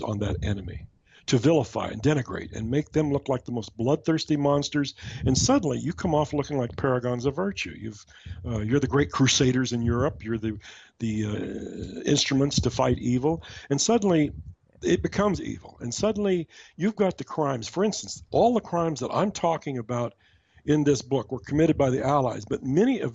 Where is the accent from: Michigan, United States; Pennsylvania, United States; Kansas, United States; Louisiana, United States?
Kansas, United States; moved away; I'm from Kansas originally